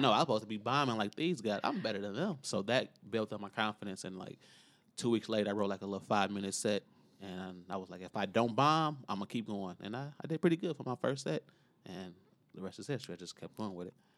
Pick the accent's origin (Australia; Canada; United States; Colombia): United States; Chicago, Illinois; I still live, grew up in, still live in Inglewood